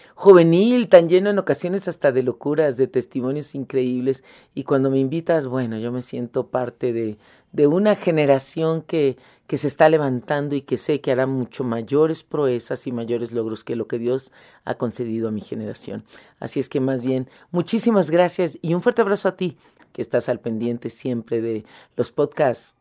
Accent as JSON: {"language": "Spanish", "country": "Mexico", "tie": "born or raised there", "moved": "as an adult", "lives_now": "Ecuador", "said": "yo nací en México"}